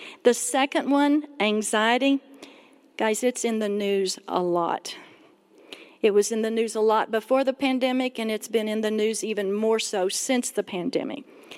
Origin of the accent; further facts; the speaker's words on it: Texas, United States; now in Colorado Springs, United States; We had just moved to Colorado Springs from Texas. Now, I know my accent sounds like I'm from New York City, but, you know, I really am from Texas, and so good to be here.